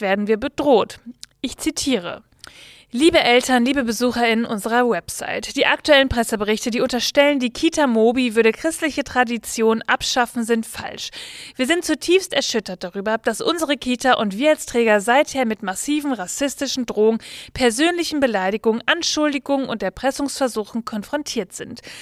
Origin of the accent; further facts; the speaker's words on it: Bavaria, Germany; Ich komme ja aus Bayern